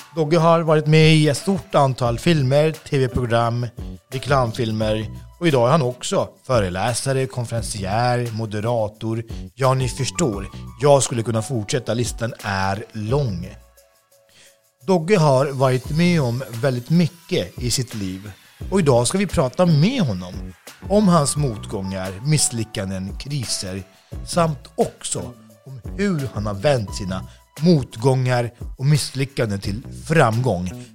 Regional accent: Botkyrka, Stockholm County, Sweden; Jag är också från Botkyrka

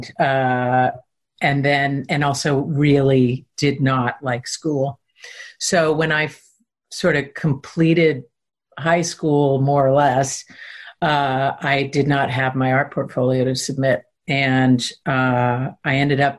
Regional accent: Southeastern Pennsylvania, United States; moved away; also born or lived in Los Angeles, California; I grew up in Pennsylvania in the woods, in the country

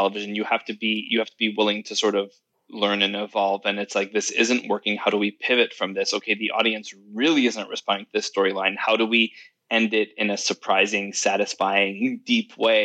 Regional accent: Quebec, Canada; moved away as an adult; now in Los Angeles, United States; And then I'm also from Quebec.

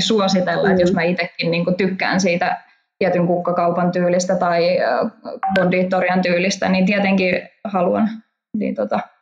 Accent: Hamina, Kymenlaakso, Finland; mä olen Haminasta pikkukaupungista

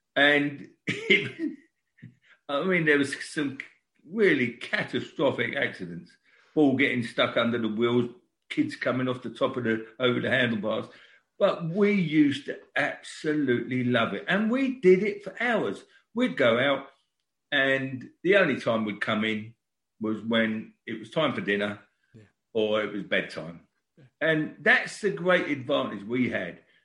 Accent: London, United Kingdom; born in Brixton. Our family sort of grew up in Brixton, and I lived in a little cul-de-sac at number three St Lawrence Road

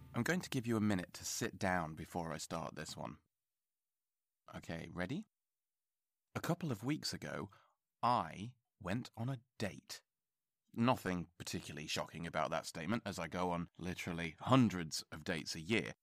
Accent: England, United Kingdom; I'm English

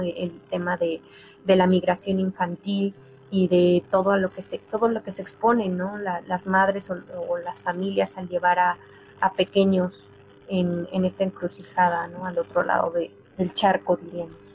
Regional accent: Mexico; nosotros como, como mexicanos

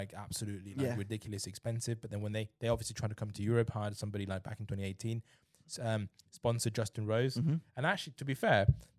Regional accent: China; You know, I know I'm from China, right? So people there buy, you know, gold drivers for $5,000 each.

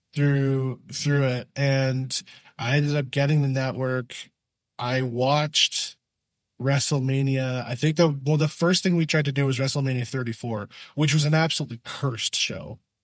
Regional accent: Canada; being Canadian

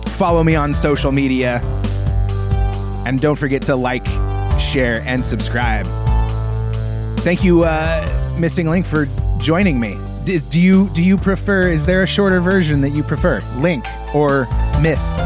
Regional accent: United States; being an American

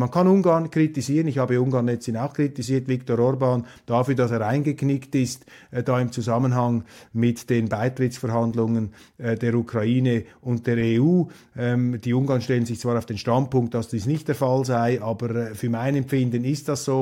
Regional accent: Switzerland; als Schweizer

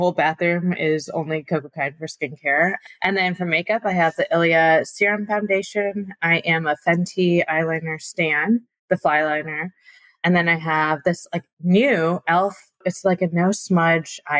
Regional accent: Michigan, United States; I grew up in Michigan, born and raised from Taiwanese immigrant parents

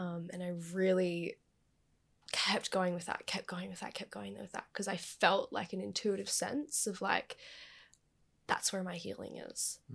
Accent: Gold Coast, Queensland, Australia; I was born and raised on the Gold Coast

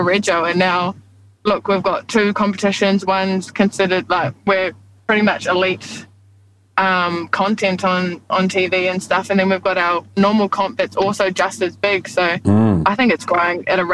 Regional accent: New Zealand; now in Australia; I was born and raised for most of my life in New Zealand

